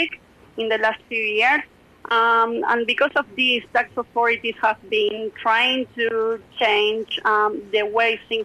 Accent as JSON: {"language": "English", "town": "Rosario", "region": "Santa Fe", "country": "Argentina", "tie": "born or raised there", "said": "this transfer pricing analyst position at PwC in Rosario, which is my hometown."}